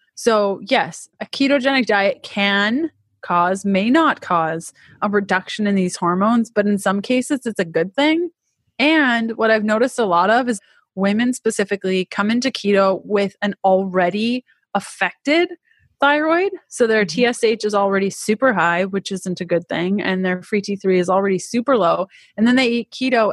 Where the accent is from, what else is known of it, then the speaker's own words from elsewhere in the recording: Canada; accent: Canadian; moved away as an adult; now in United States; i'm canadian if you can't tell by my crazy accent, which I'm told is quite thick